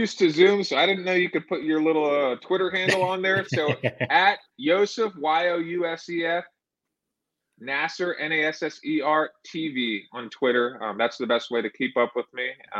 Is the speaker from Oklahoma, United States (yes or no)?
no; Philadelphia, Pennsylvania, United States; born there; I'm an Eagles fan because, you know, I was born in Philadelphia. You can't change your birth certificate.